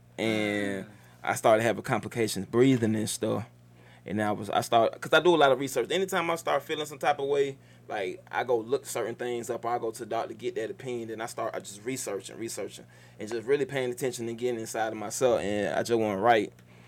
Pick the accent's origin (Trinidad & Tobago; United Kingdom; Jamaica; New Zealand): Jamaica; Hey, I'm Jamaican and Guyanese, so you start talking.